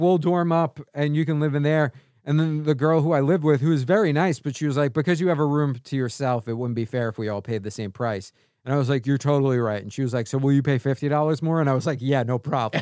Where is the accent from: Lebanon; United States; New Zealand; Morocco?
United States; New York City, New York; moved away as an adult; also born or lived in Chicago; now in Los Angeles, United States; I grew up on Staten Island